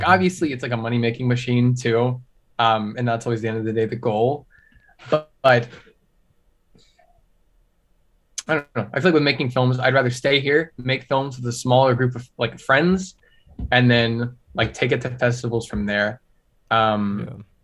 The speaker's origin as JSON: {"language": "English", "town": "Houston", "region": "Texas", "country": "United States", "moved": "as an adult", "lives_now": "Austin, United States", "said": "We come from Houston, we're in Austin now"}